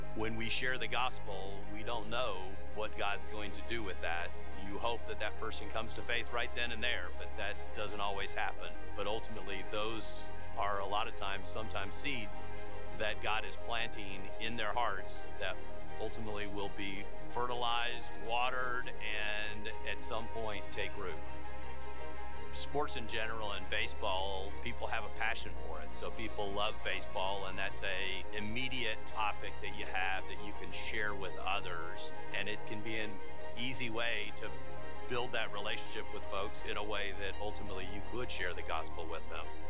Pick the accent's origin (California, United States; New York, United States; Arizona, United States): California, United States; I grew up in California and I did not grow up in a Christian